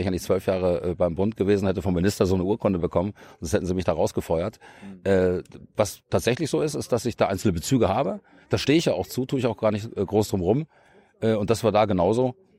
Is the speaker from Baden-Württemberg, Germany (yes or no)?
no; Munich, Bavaria, Germany; moved away as an adult; now in Brandenburg, Germany; Ich komme ja selber aus München